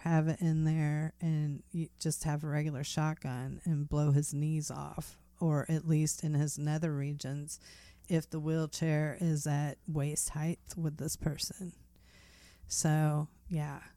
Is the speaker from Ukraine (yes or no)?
no; United States; as an American citizen